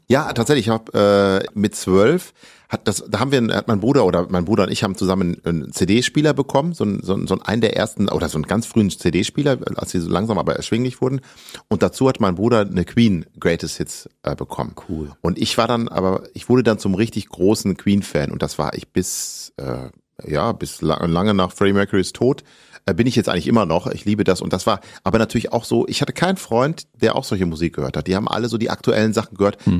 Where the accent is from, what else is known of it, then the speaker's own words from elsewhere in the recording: Ibbenbüren, North Rhine-Westphalia, Germany; also born or lived in Gelsenkirchen; Wir sind dann nach Westfalen mehr aufs Land in eine kleine Stadt gezogen, wo meine Mutter geboren wurde. Eben Ibbenbüren heißt das. Und da habe ich eine sehr, sehr schöne und behütete Kindheit und Jugend verbracht